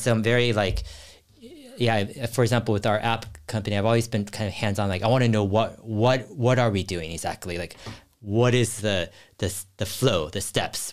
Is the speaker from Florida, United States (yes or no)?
no; Cupertino, California, United States; I grew up in Silicon Valley and near Cupertino.